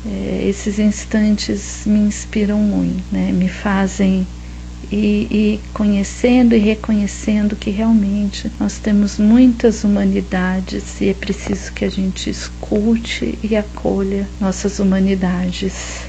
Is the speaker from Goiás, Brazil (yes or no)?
no; São José dos Campos, São Paulo, Brazil; Eu nasci em São José dos Campos, no interior de São Paulo, região do Vale do Paraíba